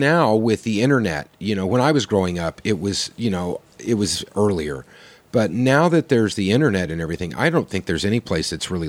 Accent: Oklahoma, United States

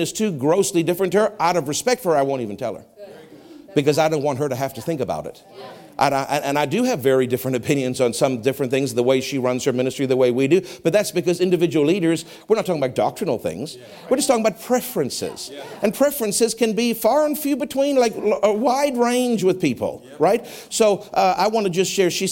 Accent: South Africa; I grew up in racist apartheid South Africa.

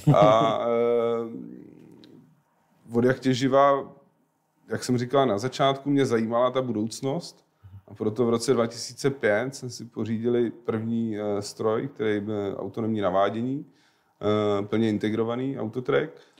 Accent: Prague, Czechia; Já jsem rodilej Pražák.

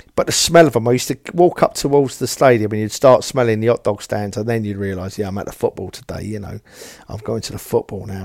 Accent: London, United Kingdom; I was born and raised in Tottenham

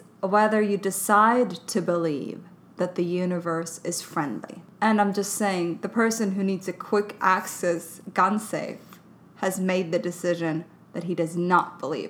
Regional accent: Sweden; moved away; Like, I was 19 from Sweden.

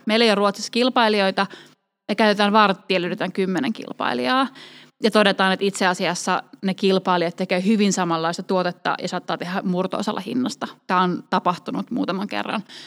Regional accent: Finland; moved away as an adult; also born or lived in United Kingdom; Briteissä asuessa niin joudun aika usein selittämään, että missä, mistä olen kotoisin, kun sanon, että mä olen Suomesta

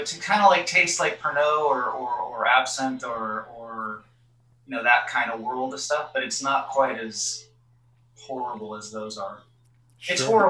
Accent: Northern California, United States; also born or lived in Newton, Mississippi; I was born and raised in Northern California, but my family is from Mississippi and Louisiana, and I lived in Mississippi for I, when I was little, in a little teeny weeny town called Newton

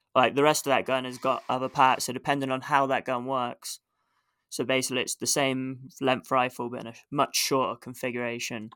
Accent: England, United Kingdom; now in Canada; being English

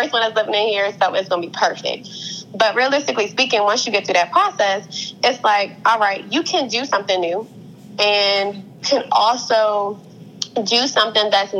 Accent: Upper Marlboro, Maryland, United States; I'm from Upper Marlboro, Maryland

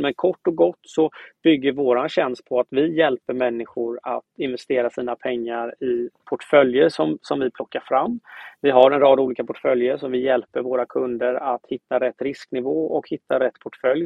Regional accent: Gothenburg, Västra Götaland, Sweden; jag kommer från Göteborg.

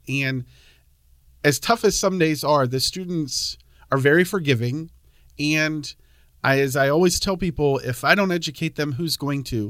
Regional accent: Pennsylvania, United States; moved away as an adult; now in Centralia, United States; I grew up on a dairy farm in Pennsylvania

